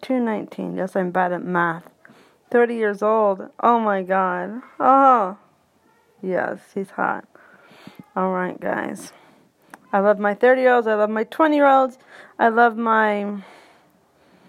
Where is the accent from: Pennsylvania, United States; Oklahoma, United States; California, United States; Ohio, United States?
Pennsylvania, United States; Pittsburgh; moved away; I'm from the East, Pittsburgh